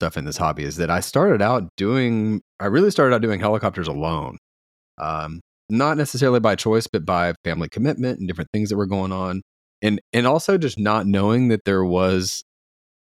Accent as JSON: {"language": "English", "town": "Paris", "region": "Texas", "country": "United States", "tie": "born or raised there", "said": "I was born in like the suburbs in Paris, Texas, which is a farming town, farming community"}